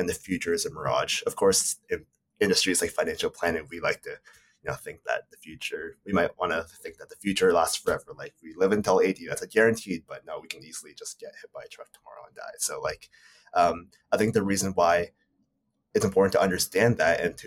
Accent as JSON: {"language": "English", "country": "Canada", "said": "I'm Japanese Canadian. I'm living in Canada right now"}